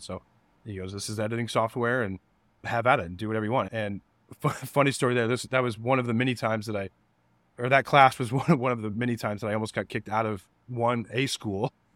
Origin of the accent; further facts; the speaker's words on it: Denver, Colorado, United States; moved away as an adult; also born or lived in Kansas / Nebraska; I moved to Denver when I was seven years old. Um, grew up there